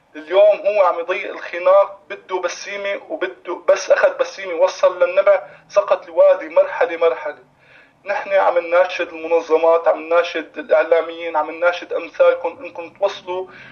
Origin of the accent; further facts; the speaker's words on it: Wadi Barada, Rif Dimashq, Syria; نحن اولاد البلد